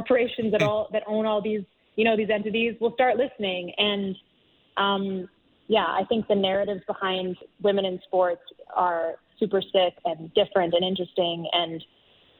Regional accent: Canada; as a Canadian

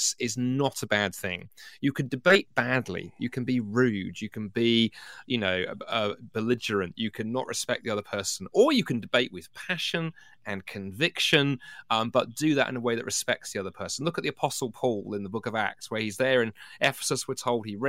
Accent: London, United Kingdom; my first job 25 years ago was working for a hospital in London where I grew up

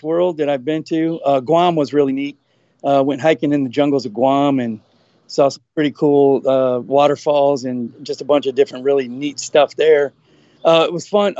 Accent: St. Louis, Missouri, United States; also born or lived in Fort Myers, Florida; now in St. Petersburg, United States; Originally from St. Louis, Missouri

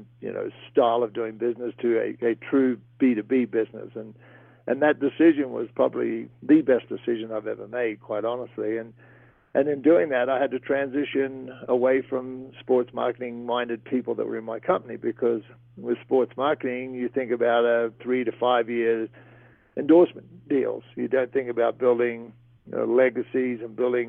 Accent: Great Barrier Reef, Queensland, Australia; moved away; ever since I was a kid growing up on the Great Barrier Reef

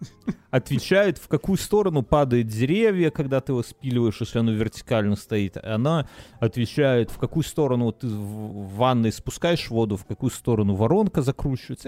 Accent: Belarus; moved away; я, как человек, который выехавший из Беларуси

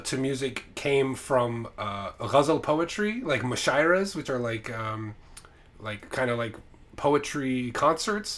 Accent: United States; also born or lived in Islamabad, Pakistan; I lived in Islamabad when I was a kid. I was born in America, then we moved to Pakistan for a few years

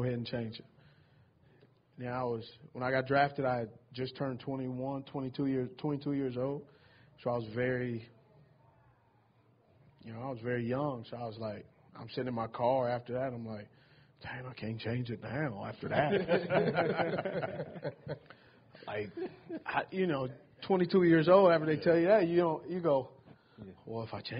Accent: California, United States; moved away; also born or lived in Utah; I'm from Cali

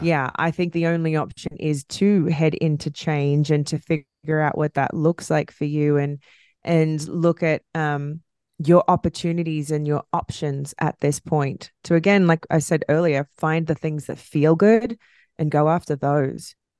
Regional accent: Australia; accent: Australian; my Australian accent

